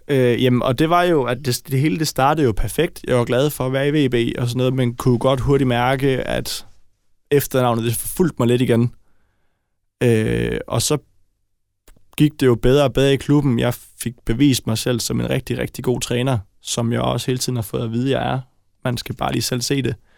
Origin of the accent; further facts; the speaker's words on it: Brøndby, Capital Region of Denmark, Denmark; jeg er født i Brøndby